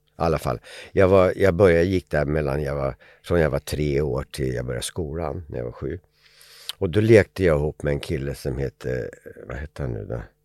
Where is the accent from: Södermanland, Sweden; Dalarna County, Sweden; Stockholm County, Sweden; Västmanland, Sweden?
Södermanland, Sweden; Eskilstuna; Familjen hade flyttat till Eskilstuna där jag kommer ifrån.